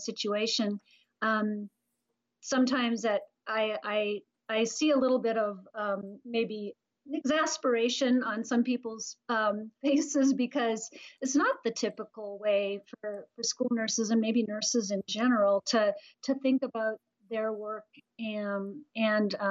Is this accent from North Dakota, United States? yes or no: yes; North Dakota, United States; I was born and raised in North Dakota, so I come from a rural background.